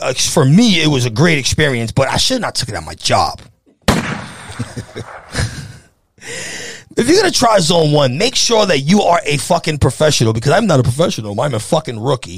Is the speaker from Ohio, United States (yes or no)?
no; New York City, New York, United States; I'm from the Bronx